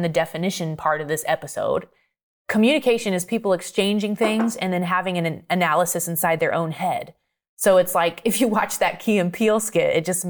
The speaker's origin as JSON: {"language": "English", "region": "Maine", "country": "United States", "said": "I'm from Maine. Yeah."}